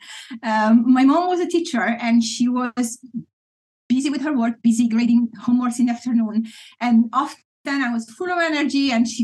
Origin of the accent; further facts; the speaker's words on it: Italy; moved away as an adult; now in Friesland, Netherlands; I grew up in Italy, mostly in big cities.